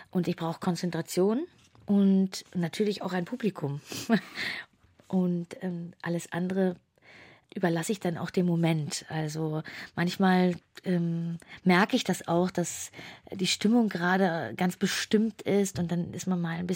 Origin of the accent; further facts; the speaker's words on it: Hamburg, Germany; also born or lived in Saxony-Anhalt; ich bin in Hamburg zur Schule gegangen, aber ich bin nicht gebürtige Hamburgerin. Mhm. Ich bin in Ostdeutschland, in Sachsen-Anhalt geboren